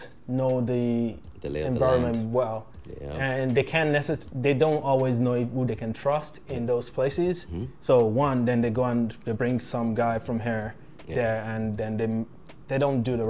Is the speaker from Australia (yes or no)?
no; Nigeria; moved away; I'm from Nigeria